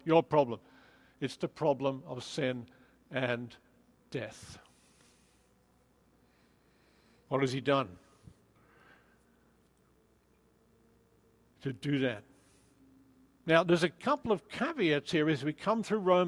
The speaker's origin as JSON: {"language": "English", "country": "Australia", "said": "I'm Australian"}